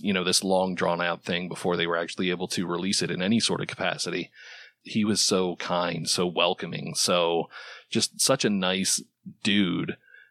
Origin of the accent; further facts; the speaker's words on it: northern East Coast, United States; being from, you know, the northernish part of the East Coast